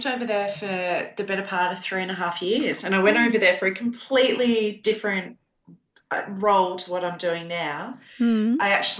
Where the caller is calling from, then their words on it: Torquay, Victoria, Australia; also born or lived in United States; I am calling in from beautiful Torquay, Victoria, where it should be sunny and it's not because it feels like winter.